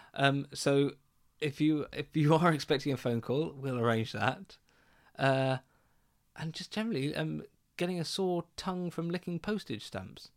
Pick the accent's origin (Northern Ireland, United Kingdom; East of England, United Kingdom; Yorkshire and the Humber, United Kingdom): East of England, United Kingdom; Essex; growing up in Essex